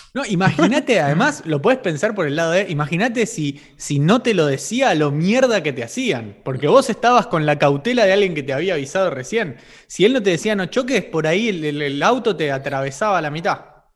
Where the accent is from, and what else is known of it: Argentina